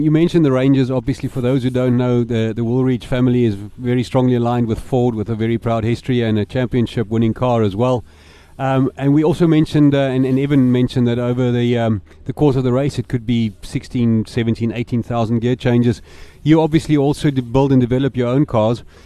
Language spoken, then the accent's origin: English; South Africa; the cars that we develop in South Africa